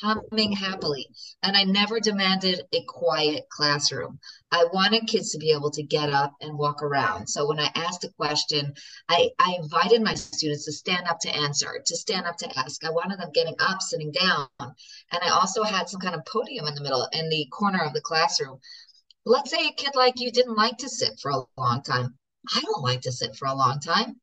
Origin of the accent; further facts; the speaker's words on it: United States; I'm such an American